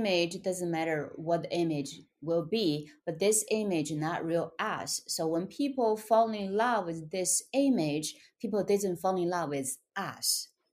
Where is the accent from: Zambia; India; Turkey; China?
China; English is a second language; moved away as an adult; also born or lived in Shanghai; now in United States; I was born and raised in China in poverty